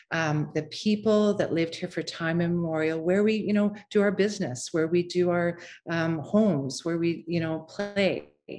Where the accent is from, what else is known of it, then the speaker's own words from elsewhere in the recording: Fort McKay First Nation, Northern Alberta, Canada; moved away; I am from Fort McKay First Nation, and my community is in Northern Alberta.